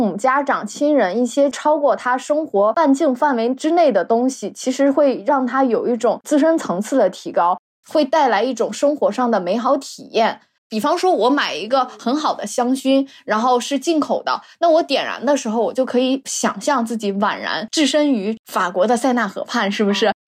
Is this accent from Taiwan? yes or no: no; Northeast China, China; accent: Northeastern Mandarin; 不嘎式，我是我们东北话，是不舍得。